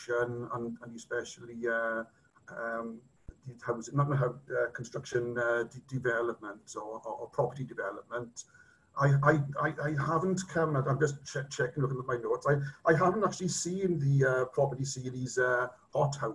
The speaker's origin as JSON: {"language": "English", "town": "Llanelli", "region": "Wales", "country": "United Kingdom", "said": "I'm from Llanelli"}